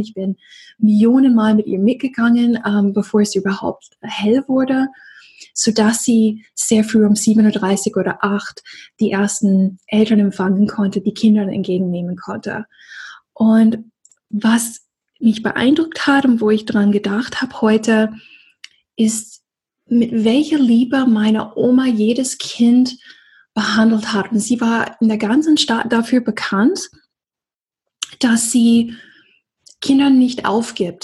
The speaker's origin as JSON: {"language": "German", "region": "Deep South", "country": "United States", "tie": "born or raised there", "moved": "yes", "lives_now": "Germany", "said": "im Süden, wo ich aufgewachsen bin, im tiefen Süden"}